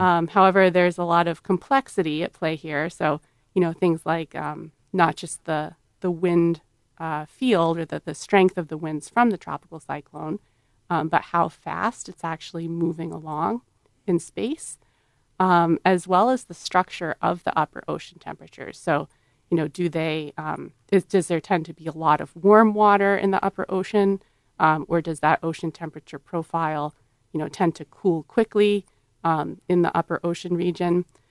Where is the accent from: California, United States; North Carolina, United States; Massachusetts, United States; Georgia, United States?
Massachusetts, United States; moved away; I grew up in Massachusetts